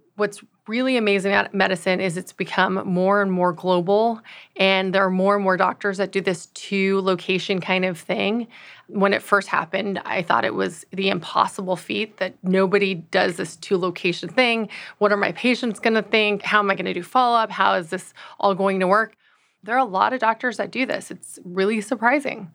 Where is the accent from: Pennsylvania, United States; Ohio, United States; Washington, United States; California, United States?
California, United States; Los Angeles; also born or lived in Austin, Texas; I'm originally from Los Angeles, California